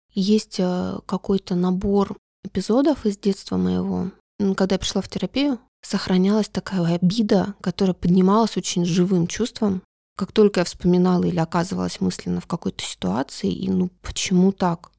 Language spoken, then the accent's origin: Russian; Republic of Karelia, Russia; Я родом из Карелии.